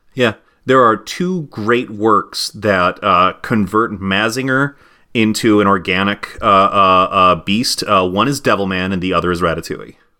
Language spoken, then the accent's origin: English; United States; as an American